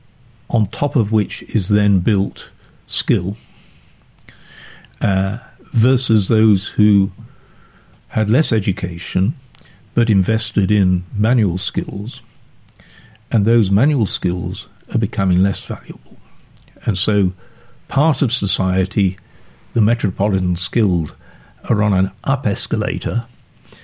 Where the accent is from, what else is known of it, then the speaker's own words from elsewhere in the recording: Sheffield, Yorkshire and the Humber, United Kingdom; moved away; also born or lived in Oxford; I grew up in Sheffield.